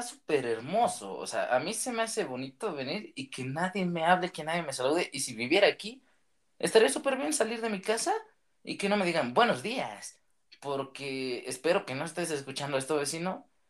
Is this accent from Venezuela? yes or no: no; Maravatío, Michoacán, Mexico; soy de Marabatío, un pequeño pueblito que está en Michoacán.